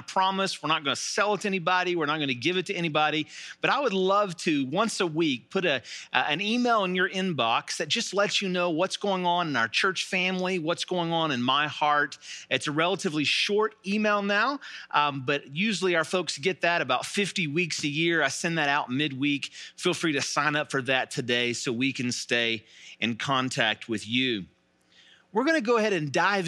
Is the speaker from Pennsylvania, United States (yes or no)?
no; Charleston, West Virginia, United States; I grew up here in Charleston, West Virginia